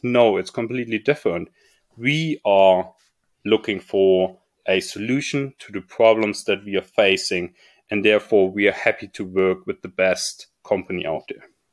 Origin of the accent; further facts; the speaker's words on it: Munich, Bavaria, Germany; I was growing up in Munich and, or close by Munich at least